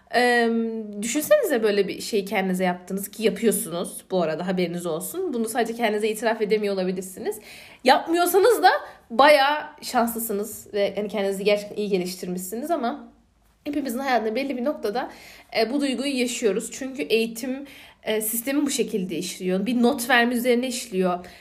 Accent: Aegean Region, Turkey; accent: Aegean; Ege'liyim. Ee, Ege'li olmanın getirdiği bir şey de bir şive, ikincisi hızlı konuşma.

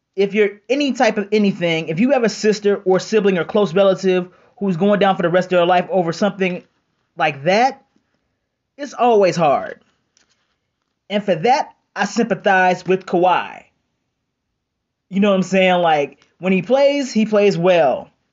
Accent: Cleveland, Ohio, United States; I'm from Cleveland

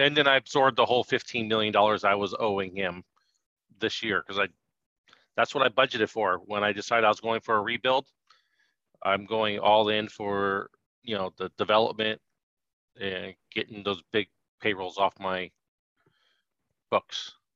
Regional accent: Sacramento, California, United States; now in Oakland, United States; I grew up in Sacramento

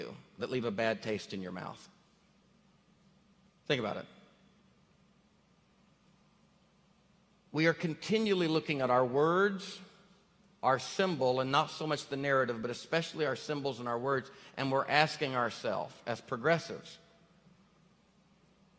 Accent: Northeast Arkansas, United States; now in Tennessee, United States; I grew up in Arkansas

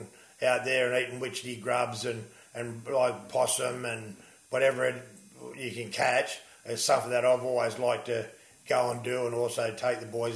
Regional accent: Penrith, New South Wales, Australia; I was born in Nepean Hospital. We sort of grew up at Warrington, St Mary's, yeah, pretty much all my life

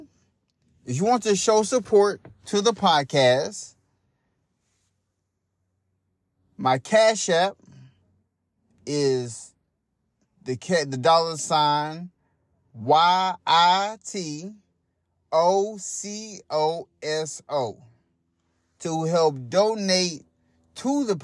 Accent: Hot Springs, Arkansas, United States; now in Louisville, United States; I moved from Hot Springs, Arkansas. That's my hometown. I live in Louisville, Kentucky

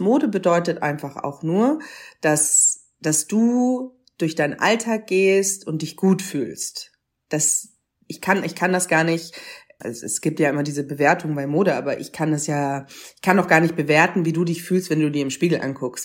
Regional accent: Munich, Bavaria, Germany; ich bin in Bayern geboren, in Bayern, in München aufgewachsen.

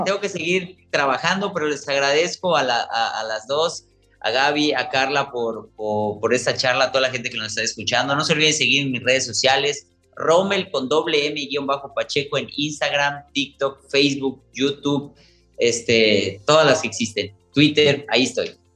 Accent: Mexico; nosotros como mexicanos

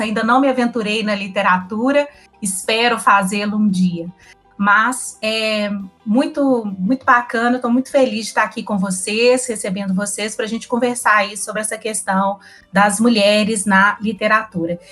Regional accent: Belo Horizonte, Minas Gerais, Brazil; sou mineira, belo-horizontina, atleticana

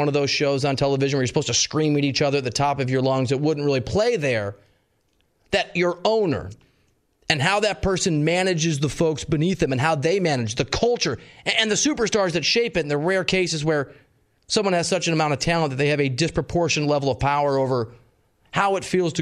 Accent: Midwest, United States; I'm from the Midwest

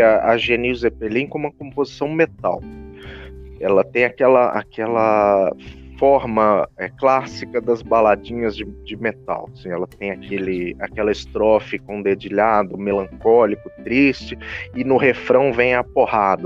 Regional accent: Brazil; nos identifica como brasileiros

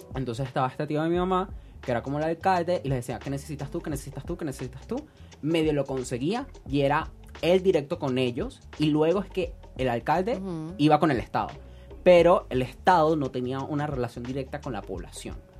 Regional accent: Caracas, Capital District, Venezuela; Yo soy un caraqueño sin cultura

